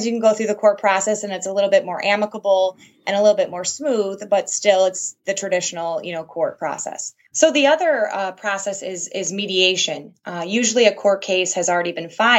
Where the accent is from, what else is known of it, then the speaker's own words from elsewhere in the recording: Michigan, United States; I was born and raised in Michigan.